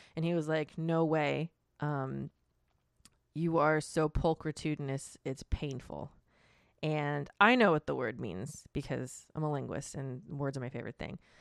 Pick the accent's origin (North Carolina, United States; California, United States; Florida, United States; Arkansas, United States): Florida, United States; I am from Florida